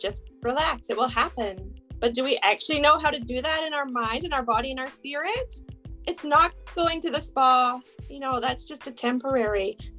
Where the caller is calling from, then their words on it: British Columbia, Canada; I am joining from British Columbia, Canada.